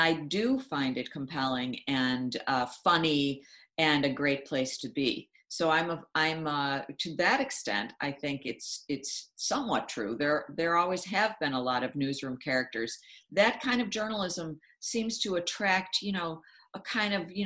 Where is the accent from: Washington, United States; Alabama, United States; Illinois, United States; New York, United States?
New York, United States; Buffalo; I had summer internship offers at the two papers in my hometown of Buffalo.